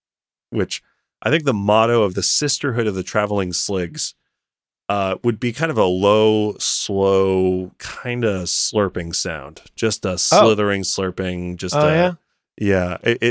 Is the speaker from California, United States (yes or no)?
yes; Berkeley, California, United States; Born and raised in Berkeley.